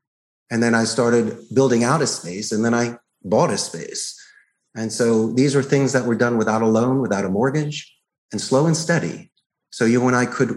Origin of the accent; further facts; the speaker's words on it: Philadelphia, Pennsylvania, United States; moved away as an adult; also born or lived in Arizona; now in Costa Rica; I grew up in Northeast Philadelphia.